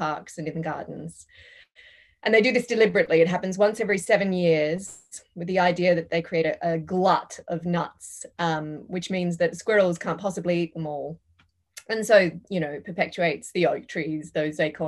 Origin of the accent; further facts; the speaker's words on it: Perth, Western Australia, Australia; also born or lived in London; I grew up in Perth, which is famously the world's most isolated